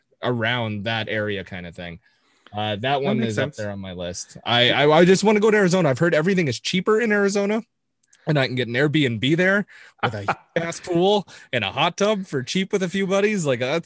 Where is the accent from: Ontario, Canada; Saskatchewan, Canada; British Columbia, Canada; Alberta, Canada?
Ontario, Canada; Toronto; It was incredible as a kid, like growing up around Toronto and being fortunate enough to go see a lot of games.